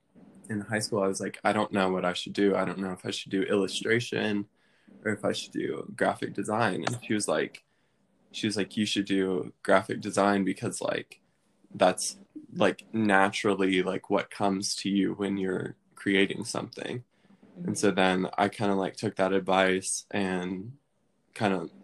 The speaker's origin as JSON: {"language": "English", "town": "Maryville", "region": "Tennessee", "country": "United States", "said": "I'm from Maryville, Tennessee, which is right near Knoxville"}